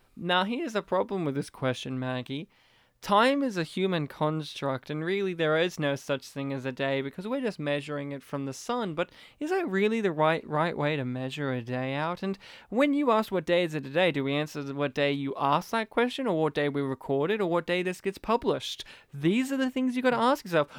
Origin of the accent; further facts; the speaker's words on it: Australia; as an Australian